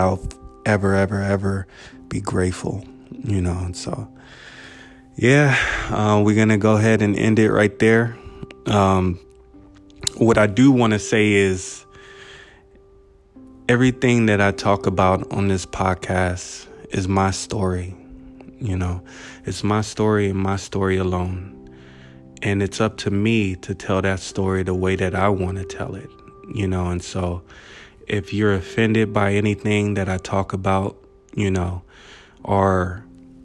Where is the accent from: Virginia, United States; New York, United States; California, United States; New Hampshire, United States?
California, United States; Buena Park; my part B of growing up in Buena Park